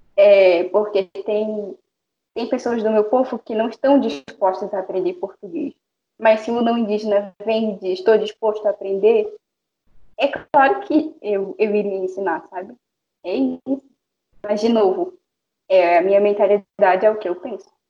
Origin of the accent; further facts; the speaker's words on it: Amazonas, Brazil; first language Baniwa; eu sou do estado do Amazonas